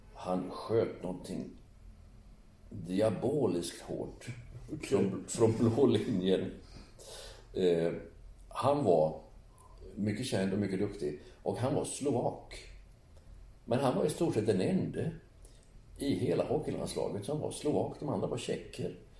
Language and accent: Swedish; Sweden; Eftersom jag är född i Sverige